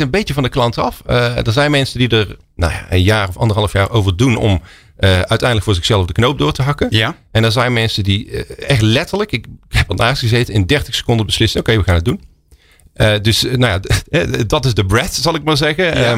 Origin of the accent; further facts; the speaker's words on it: Oosterhout, North Brabant, Netherlands; moved away; also born or lived in Eindhoven / London; opgegroeid in Oosterhout, in Noord-Brabant.